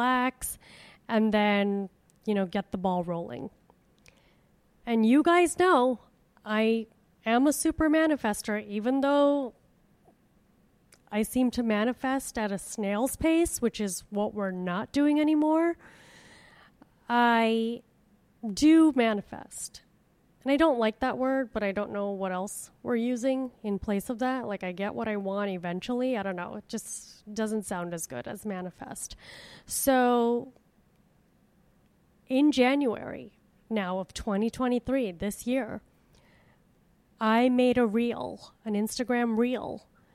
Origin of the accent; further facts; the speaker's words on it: Miami, Florida, United States; which is my hometown. And so I emailed the Miami Improv